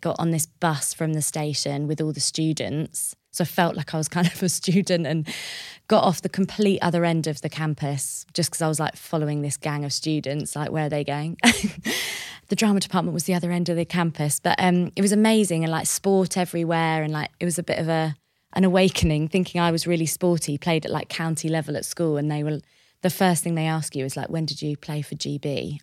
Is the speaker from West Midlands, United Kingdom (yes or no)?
no; Bishop's Stortford, East of England, United Kingdom; also born or lived in Paris, France; I grew up on the border of Hertfordshire and Essex in a town called Bishop Stortford